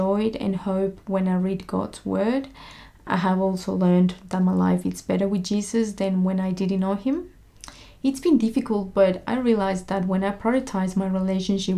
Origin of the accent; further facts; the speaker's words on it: Monterrey, Nuevo León, Mexico; moved away; I am from Monterrey, Mexico.